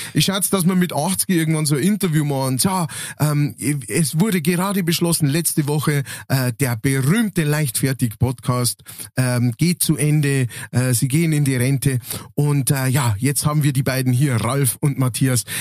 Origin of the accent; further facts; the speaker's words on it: Lower Bavaria, Germany; accent: Lower Bavarian; moved away as an adult; now in Upper Palatinate, Germany; ich bin ja Niederbayer, ne? geborener Niederbayer, wobei ich jetzt tatsächlich in diesem Jahr äh, genauso lange in der Oberpfalz wohne wie, äh, wie vorher in Niederbayern